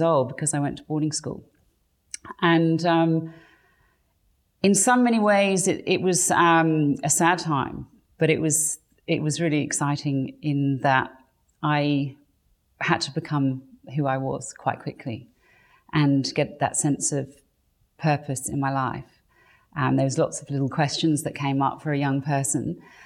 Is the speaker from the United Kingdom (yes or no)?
yes; England, United Kingdom; I grew up in England, so um, that's where I was born to English parents.